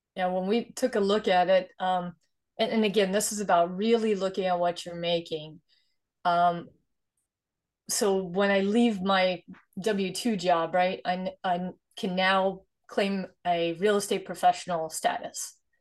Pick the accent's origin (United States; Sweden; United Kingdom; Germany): Sweden; moved away; I was born and raised in Sweden, actually, so I'm immigrant from Sweden